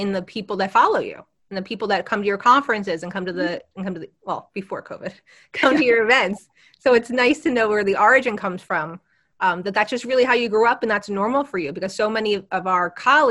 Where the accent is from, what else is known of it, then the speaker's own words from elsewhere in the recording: West Orange, New Jersey, United States; I grew up here. I grew up in West Orange, not like Jersey City.